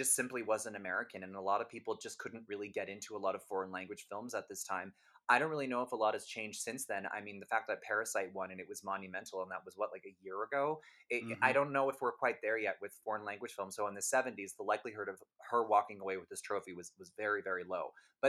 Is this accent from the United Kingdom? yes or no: yes; England, United Kingdom; I'm sorry to people listening, but I'm very English, so I'm just going to say Liv